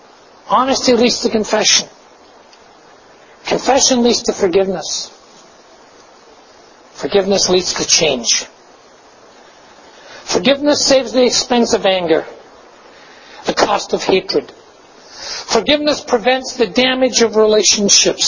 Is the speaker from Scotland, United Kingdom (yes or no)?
yes; Glasgow, Scotland, United Kingdom; I grew up in Glasgow